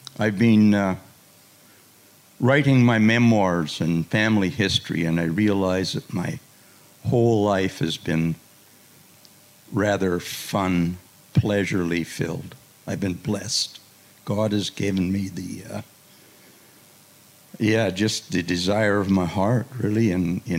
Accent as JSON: {"language": "English", "town": "Portage la Prairie", "region": "Manitoba", "country": "Canada", "tie": "born or raised there", "said": "I was born in Portage-la-Prairie in the province of Manitoba, Canada"}